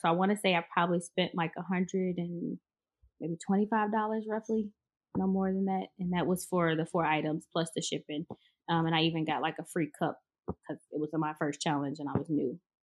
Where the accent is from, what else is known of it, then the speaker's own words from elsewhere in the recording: Chicago, Illinois, United States; moved away as an adult; now in Houston, United States; I'm actually from Chicago.